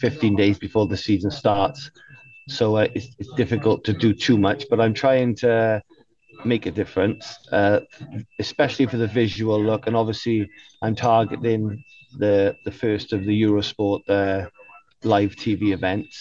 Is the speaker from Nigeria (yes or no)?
no; United Kingdom; I'm a British person